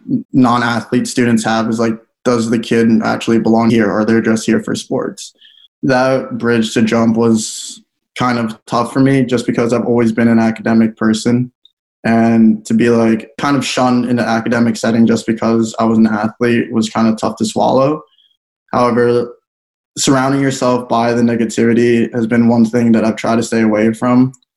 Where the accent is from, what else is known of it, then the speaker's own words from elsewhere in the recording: United States; felt that if I didn't grow up in the States, I think my mentality would have been a lot different if I grew up in the Philippines